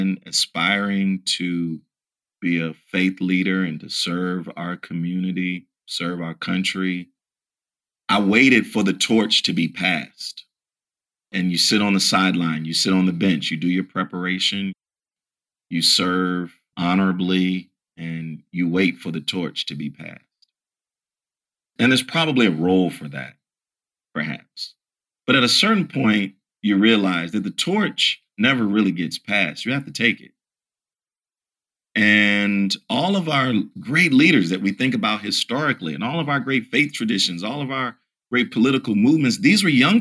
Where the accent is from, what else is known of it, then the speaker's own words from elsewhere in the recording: Virginia, United States; I'm from Virginia